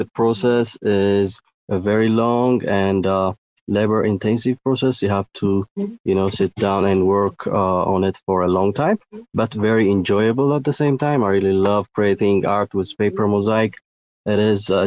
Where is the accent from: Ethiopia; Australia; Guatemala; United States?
Ethiopia; I'm from Ethiopia.